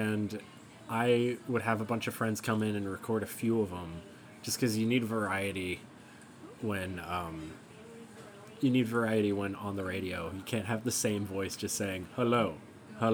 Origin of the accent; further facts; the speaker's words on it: Alaska, United States; Growing up in Alaska